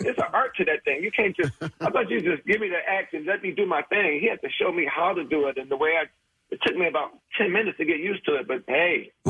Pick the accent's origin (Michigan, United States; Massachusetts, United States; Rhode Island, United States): Michigan, United States; Detroit; I'm from Detroit, Michigan